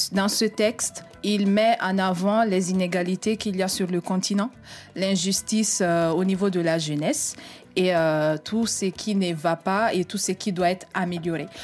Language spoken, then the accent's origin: French; Italy; French is a second language; moved away; je viens d'Italie, je suis italienne